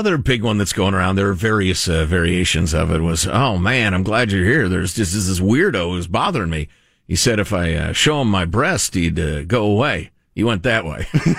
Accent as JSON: {"language": "English", "region": "Midwest", "country": "United States", "said": "I am a Midwesterner"}